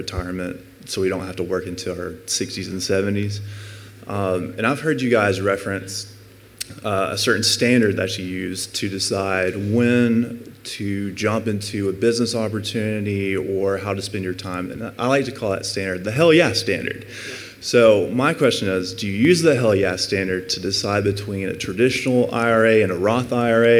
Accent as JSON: {"language": "English", "town": "Athens", "region": "Alabama", "country": "United States", "tie": "born or raised there", "said": "I grew up in Athens, Alabama, so just a small town about an hour and a half north of here"}